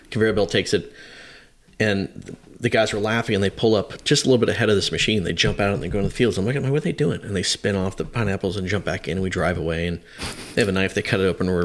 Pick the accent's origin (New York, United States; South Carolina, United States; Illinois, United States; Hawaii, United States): Hawaii, United States; that was just it was just growing up in Hawaii and and uh, kind of my rebellious days there